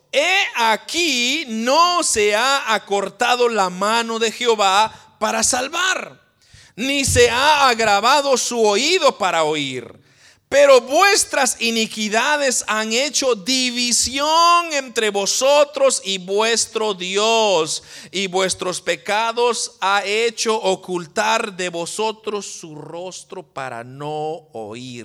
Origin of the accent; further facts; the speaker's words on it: Guatemala; los que somos de Guatemala, usted dice, ¿por qué nací yo en Guatemala?